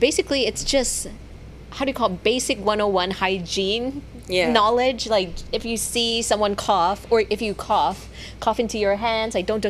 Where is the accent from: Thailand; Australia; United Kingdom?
Thailand; when I grew up in Thailand